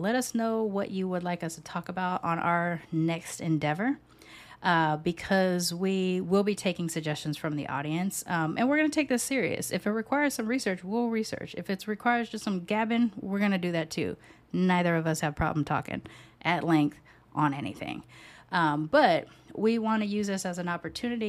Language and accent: English; United States; I was born in the US, but I was raised with a British grandmother